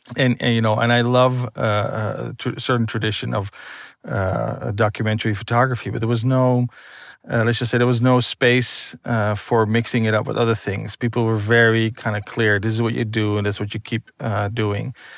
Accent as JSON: {"language": "English", "country": "Netherlands", "tie": "born or raised there", "said": "born and raised in Holland"}